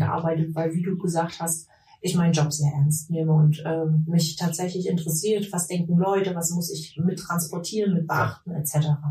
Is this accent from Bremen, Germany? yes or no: no; Leipzig, Saxony, Germany; moved away as an adult; also born or lived in Vienna / Taiwan; now in Mecklenburg-Vorpommern, Germany; wie man mir anhört, komme ich nicht aus Mecklenburg-Vorpommern, sondern ich bin in Leipzig in Sachsen geboren, mhm. bin dort aufgewachsen